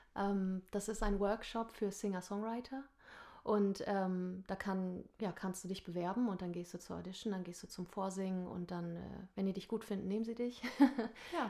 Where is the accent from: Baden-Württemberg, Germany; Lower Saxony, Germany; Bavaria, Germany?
Lower Saxony, Germany; Nordhorn; moved away as an adult; also born or lived in Hamburg; ich komme gebürtig aus Nordhorn. Ich bin da geboren und zur Schule gegangen